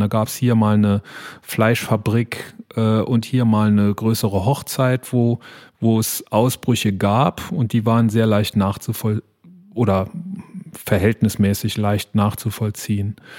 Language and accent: German; Saarland, Germany; uns als, als Saarländer